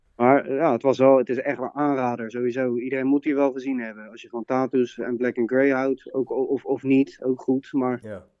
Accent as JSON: {"language": "Dutch", "town": "Leiden", "region": "South Holland", "country": "Netherlands", "said": "from Leiden"}